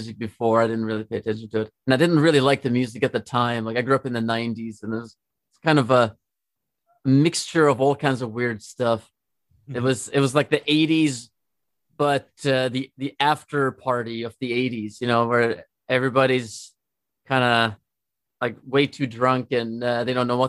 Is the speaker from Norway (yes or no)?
yes; Trondheim, Trøndelag, Norway; moved away as an adult; now in Los Angeles, United States; I'm from Norway. I grew up there. I'm from a city called Trondheim, which is the third largest city in Norway.